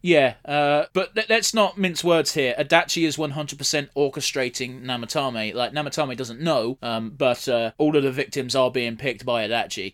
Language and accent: English; United Kingdom; we're British